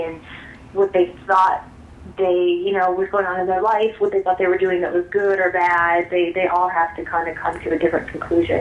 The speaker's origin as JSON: {"language": "English", "region": "Illinois", "country": "United States", "moved": "yes", "lives_now": "Los Angeles, United States", "said": "I'm originally from the Midwest. I'm from Illinois"}